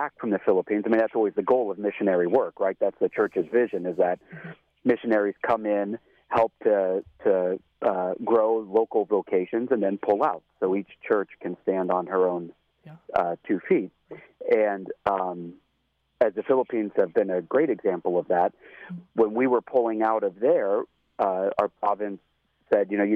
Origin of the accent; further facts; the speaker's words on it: Central Ohio, United States; also born or lived in Cincinnati; I grew up in Central Ohio with my parents